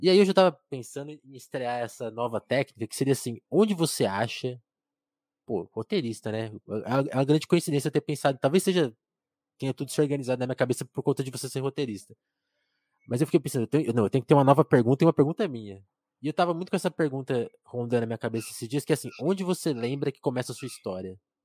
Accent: interior of São Paulo, Brazil; eu nasci em São Paulo, mas fui para uma cidade do interior

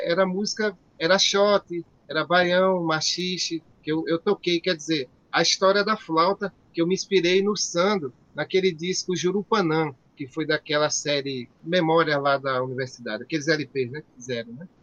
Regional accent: Natal, Rio Grande do Norte, Brazil; eu nasci aqui em Santo Rei

